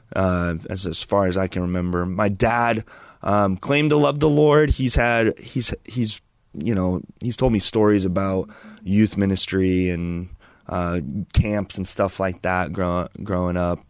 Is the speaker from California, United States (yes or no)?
yes; Chino and Chino Hills, California, United States; also born or lived in Loma Linda, California / Auburn, California; now in Idaho Falls, United States; grew up in Chino and Chino Hills